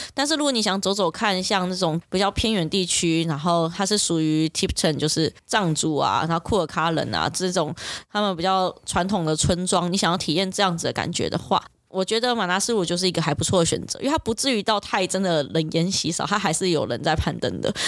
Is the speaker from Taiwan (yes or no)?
yes; Taiwan; 我们台湾人